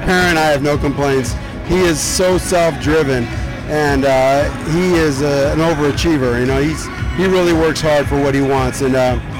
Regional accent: Southern Nevada, United States; We're from Southern Nevada.

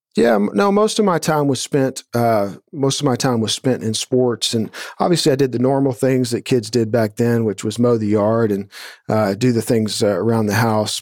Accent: Atascocita, Texas, United States; I grew up in Atascocita here, which is northeast of Houston, just a suburb

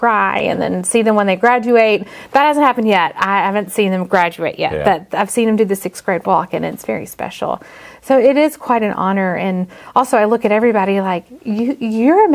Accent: Mountain Brook area, Alabama, United States; I'm from right here. I went to Oak Mountain, so I'm from just down the road

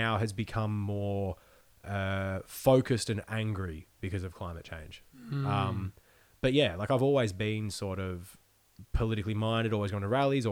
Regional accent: Australia; I grew up in Australia where religion is an afterthought for most people

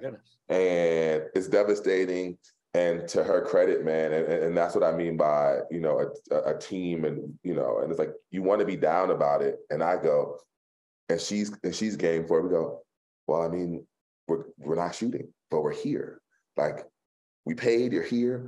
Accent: Philadelphia, Pennsylvania, United States; I'm from Philly

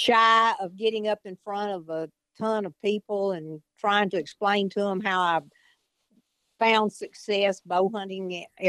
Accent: Northwest Tennessee, United States; I grew up here in Northwest Tennessee in the same county that I still live

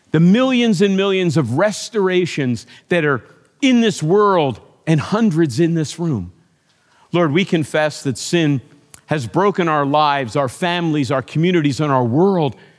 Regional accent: United States; as an American

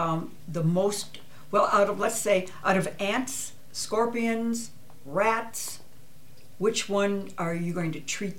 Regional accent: Midwest, United States

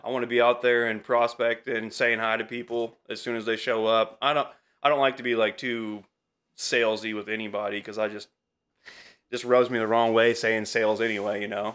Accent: Altamont, Illinois, United States; also born or lived in Champaign / Effingham; I'm from Altamont originally

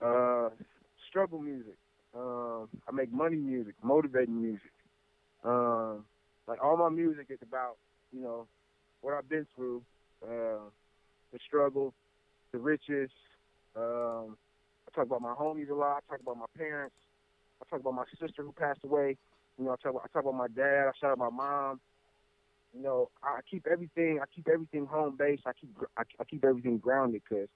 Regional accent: Indianapolis, Indiana, United States; from Knapptown, Indianapolis, 317.

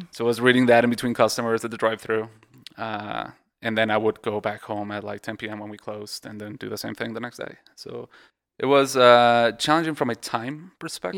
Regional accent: Mexico; moved away; also born or lived in Texas; I was born in Texas, uh, but I grew up in Mexico.

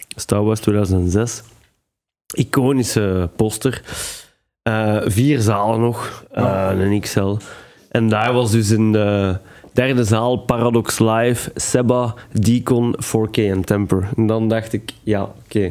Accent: Belgium; als Belg

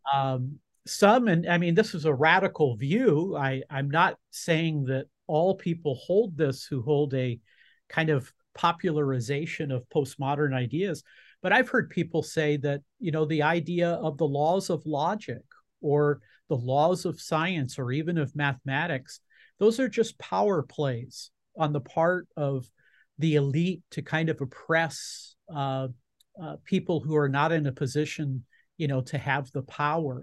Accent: Southern California, United States; you and I grew up in Southern California.

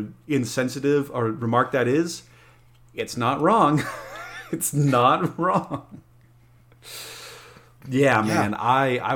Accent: Alamosa, Colorado, United States; Well, I grew up in Colorado, there in Alamosa, the San Luis Valley.

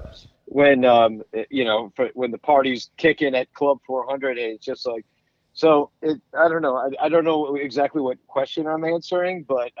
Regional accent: Arlington Heights, Illinois, United States; also born or lived in New York; now in Chicago, United States; I grew up in Arlington Heights

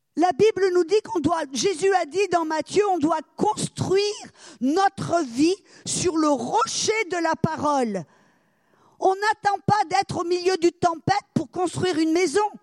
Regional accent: France; now in United States; je suis française, je vis aux États-Unis

